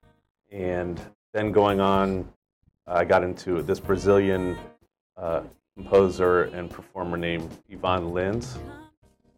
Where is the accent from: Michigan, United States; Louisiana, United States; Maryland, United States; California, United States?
Maryland, United States; right outside of Baltimore; moved away as an adult; also born or lived in San Francisco; now in Hawaii, United States; Originally from Maryland, right outside of Baltimore.